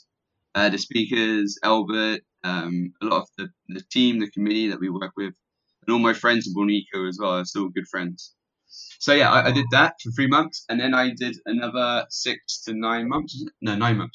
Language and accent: English; Plymouth, South West England, United Kingdom; moved away as an adult; now in Malaysia; I'm actually British. So I was born in Plymouth, which is by the sea on the south coast in Devon